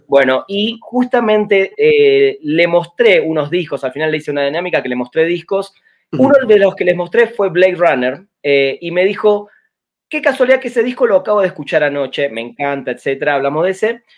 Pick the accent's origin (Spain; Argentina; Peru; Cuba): Argentina; yo soy argentino